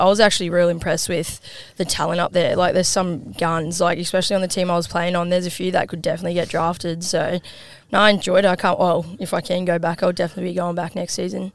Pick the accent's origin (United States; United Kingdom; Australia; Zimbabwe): Australia; Gladstone, Queensland; also born or lived in Geelong, Victoria; I was born in Geelong, moved to Gladstone when I was five, which is like six hours up north from here